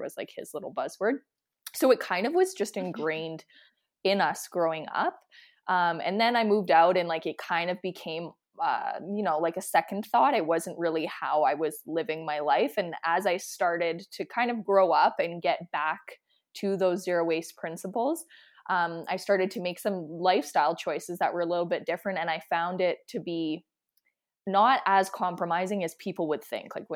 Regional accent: Saskatchewan, Canada; now in Calgary, Canada; I'm from Saskatchewan and my grandparents are Saskatchewan, like they were Saskatchewan homesteaders

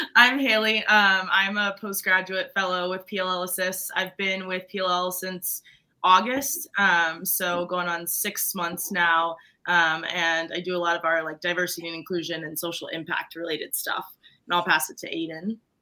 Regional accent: Maryland, United States; I grew up in Maryland

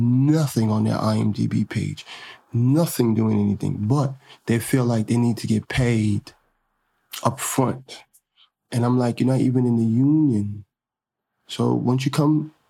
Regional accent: New York, United States; I'm really from Harlem

